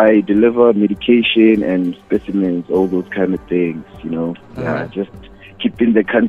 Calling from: Welkom, Free State, South Africa; from the Free State, and I'm ready to win this money.

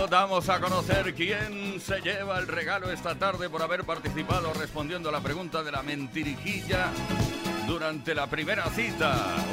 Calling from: Barcelona, Catalonia, Spain; de Barcelona.

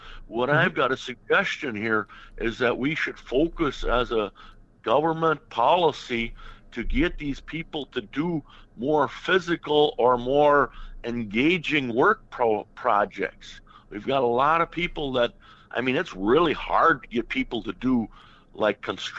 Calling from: Hutchinson, Minnesota, United States; Well, we're from Hutchinson area, south of St. Cloud here, Minnesota.

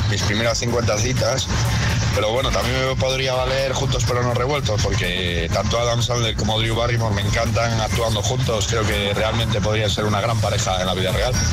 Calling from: Valencia, Valencian Community, Spain; de Valencia.

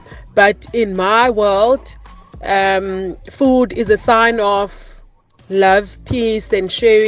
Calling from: East London, Eastern Cape, South Africa; We're calling from East London here.

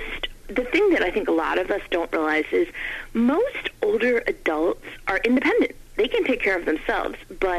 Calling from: Maryland, United States; Maryland. Thanks, Nick.

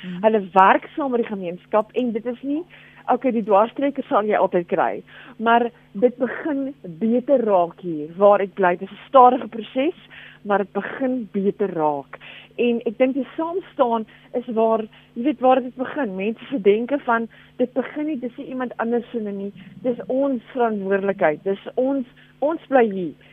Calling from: Wellington, Western Cape, South Africa; van Wellington.

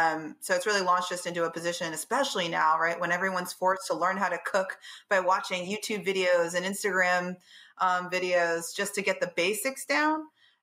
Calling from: Baltimore, Maryland, United States; Home in Baltimore, Maryland.

